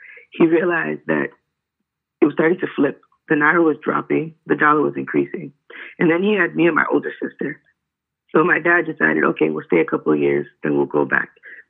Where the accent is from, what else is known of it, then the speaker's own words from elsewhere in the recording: Chicago South Suburbs, Illinois, United States; also born or lived in Hinsdale, Illinois; So then we moved to South Suburbs when I was like in third grade. And that's when I got to be around Black Americans. Because before we moved over here, you would hear them say, why do you talk like that? I'm like, what do you mean? How do I talk?